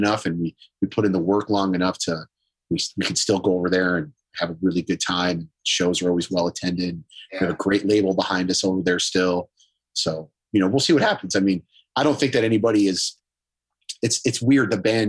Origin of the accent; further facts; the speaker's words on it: Detroit, Michigan, United States; But again, you know, we come from Detroit and we watch bands like … and ….